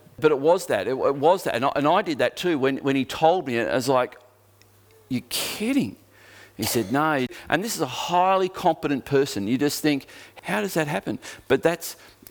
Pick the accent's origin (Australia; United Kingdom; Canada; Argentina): Australia; Geelong, Victoria; now in Tasmania, Australia; my growing up in Geelong